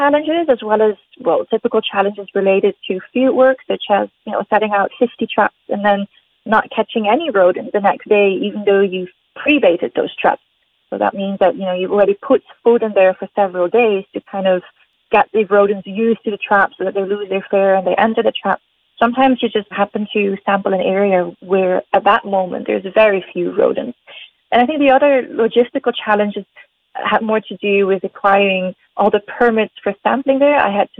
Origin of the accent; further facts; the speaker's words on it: Netherlands; moved away as an adult; also born or lived in Aruba; now in Panama; I was born in Aruba, which is a really tiny Caribbean island, but I only spent there a couple of years during my childhood. And then the rest of my childhood I spent in different places in the Netherlands.